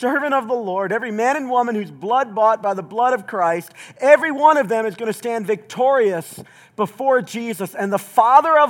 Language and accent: English; Southeast Tennessee, United States; moved away; I grew up mostly in Southeast Tennessee.